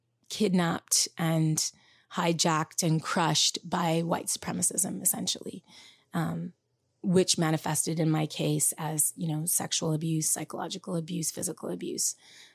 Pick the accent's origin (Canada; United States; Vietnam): Canada; the only times there's this funny thing when people find out I'm from Canada